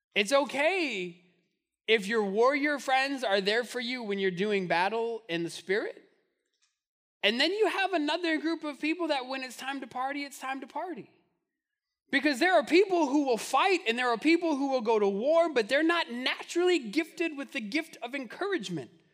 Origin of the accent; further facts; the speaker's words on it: Albuquerque, New Mexico, United States; growing up in Albuquerque